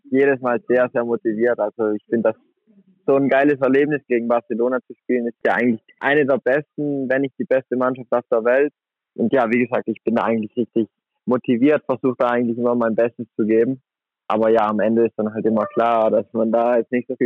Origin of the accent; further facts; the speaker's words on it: Merano, Trentino-Alto Adige, Italy; now in Flensburg, Germany; Das war so, das war ein Handballcamp von der Flensburg Akademie in meiner Heimatstadt in Meran.